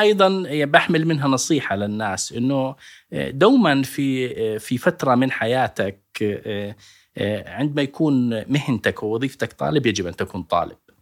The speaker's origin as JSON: {"language": "Arabic", "town": "Al-Karak", "region": "Karak Governorate", "country": "Jordan", "tie": "born or raised there", "also_born_or_lived": "Irbid", "moved": "as an adult", "said": "أنا ابن الكرك ودرست باليرموك"}